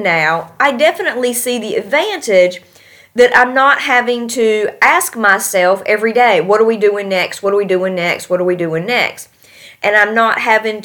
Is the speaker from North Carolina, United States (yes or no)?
yes; North Carolina, United States; moved away as an adult; now in Tashkent, Uzbekistan; I hail from North Carolina